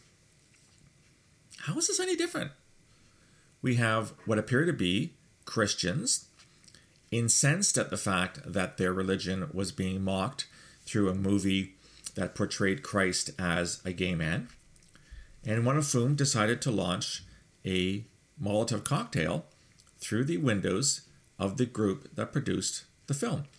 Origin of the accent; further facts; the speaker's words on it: Canada; I'm a Canadian.